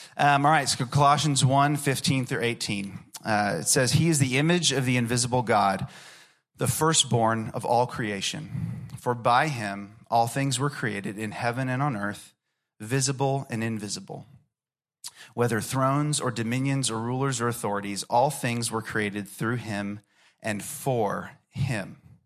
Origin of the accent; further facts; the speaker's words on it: Orlando, Florida, United States; I grew up in Orlando, Florida